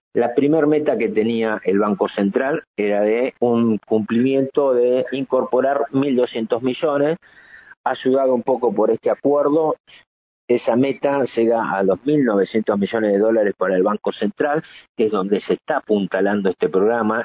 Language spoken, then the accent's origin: Spanish; Argentina; usamos todos los argentinos